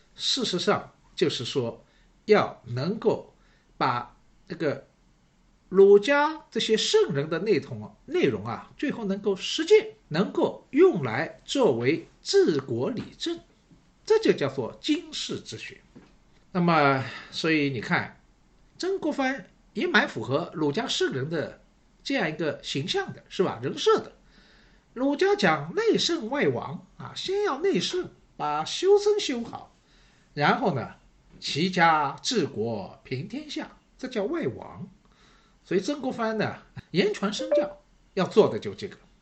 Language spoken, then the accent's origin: Chinese; Shanghai, China; 我是上海人，所以呢，对城市这一块呢，好像也特别有感觉